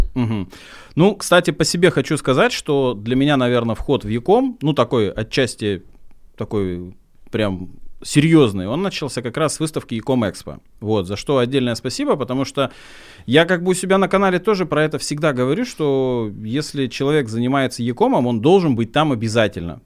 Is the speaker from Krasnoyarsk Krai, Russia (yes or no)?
no; Oryol, Oryol Oblast, Russia; я человек с региона, я из Орла